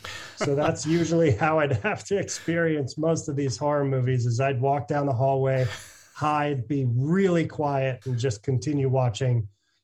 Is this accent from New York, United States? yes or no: yes; Cooperstown, New York, United States; But so I grew up around Cooperstown